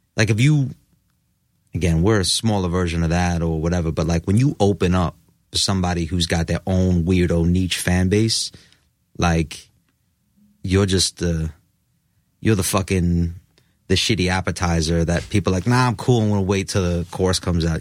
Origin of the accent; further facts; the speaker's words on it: New York, United States; born and raised in New York